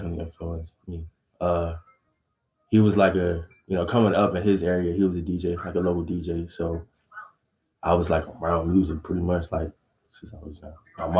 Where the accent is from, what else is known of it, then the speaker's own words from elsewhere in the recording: Maryland, United States; I'm from Maryland